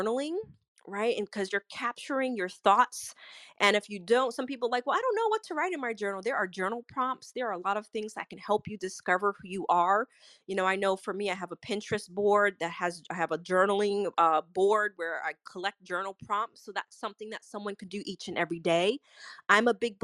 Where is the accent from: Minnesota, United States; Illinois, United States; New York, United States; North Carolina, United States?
New York, United States; I'm a New Yorker